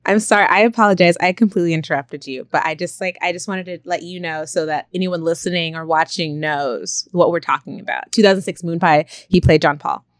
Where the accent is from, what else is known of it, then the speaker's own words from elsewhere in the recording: Stockton, California, United States; I grew up in Stockton